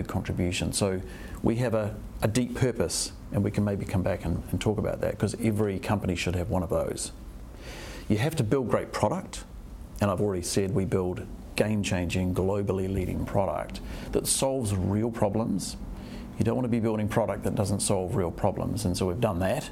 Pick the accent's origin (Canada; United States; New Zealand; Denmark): New Zealand